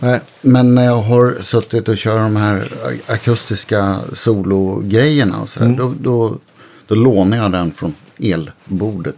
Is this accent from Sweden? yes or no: yes; Örebro, Örebro County, Sweden; jag växte upp i Örebro.